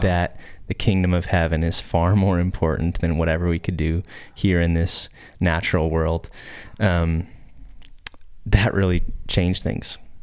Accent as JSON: {"language": "English", "town": "Nampa", "region": "Idaho", "country": "United States", "tie": "born or raised there", "said": "I grew up here in Boise. actually in Nampa"}